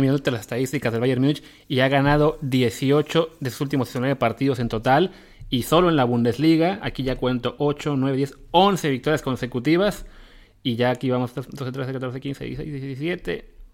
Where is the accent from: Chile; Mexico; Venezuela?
Mexico; para nosotros como mexicanos